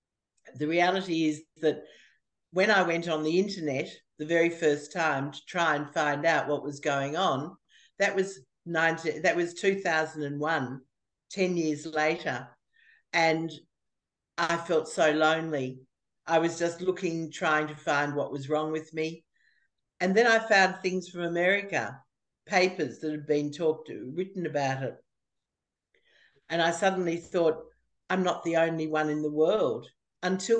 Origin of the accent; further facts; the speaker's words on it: Australia; I'm from Australia